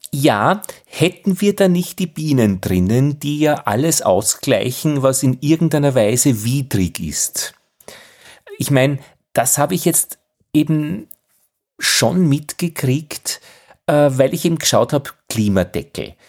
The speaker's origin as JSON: {"language": "German", "town": "Altheim", "region": "Upper Austria", "country": "Austria", "tie": "born or raised there", "said": "in meiner Heimatgemeinde in Oberösterreich im Innviertel berichtet, in es Altheim"}